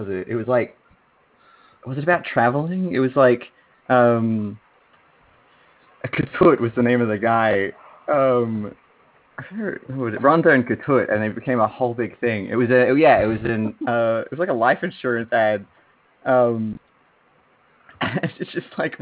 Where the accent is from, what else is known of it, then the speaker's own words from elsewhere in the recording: Australia; I was the only Australian on the call.